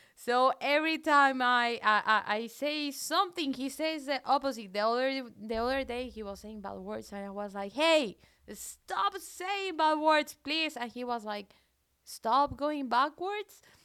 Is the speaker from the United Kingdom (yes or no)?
no; Colombia; English is a second language; moved away as an adult; also born or lived in south of France; now in France; I'm from Colombia, but I have a very weird accent